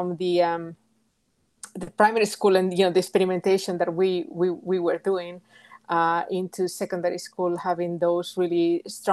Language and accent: English; Galicia, Spain; English is a second language; moved away as an adult; also born or lived in England / United States; I come from Galicia, which is in the northwest of Spain.